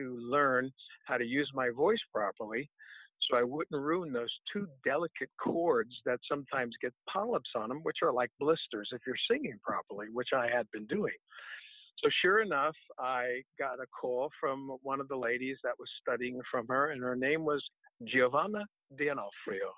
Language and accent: English; New Jersey, United States; coming from a jazz and R&B background, which I grew up with in New Jersey